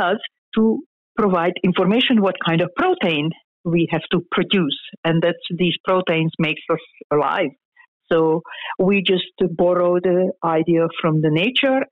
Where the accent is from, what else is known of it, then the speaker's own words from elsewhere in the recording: Hungary; moved away as an adult; now in United States; I am Hungarian. I was born in Hungary. It's a small town, and I even grew up in a smaller town.